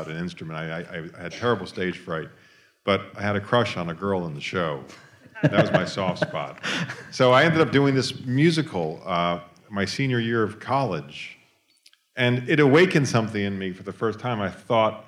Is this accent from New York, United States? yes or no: yes; New York, United States; I grew up in New York, and we had lots of rallies and marches.